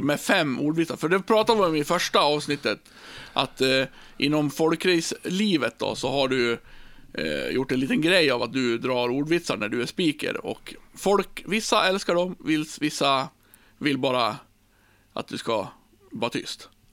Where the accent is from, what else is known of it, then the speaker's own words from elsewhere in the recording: Björbo, Dalarna County, Sweden; i Björbo, där jag kommer ifrån